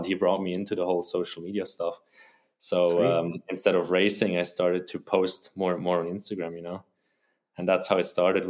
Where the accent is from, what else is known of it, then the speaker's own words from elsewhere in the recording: Wilderswil, Bern, Switzerland; I grew up in Wilderswil, a small village next to Interlaken. Maybe some people know that. It's a very touristy place.